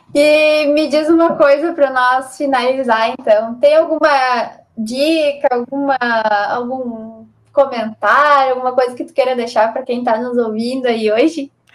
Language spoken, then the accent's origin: Portuguese; Brazil; a gente é brasileiro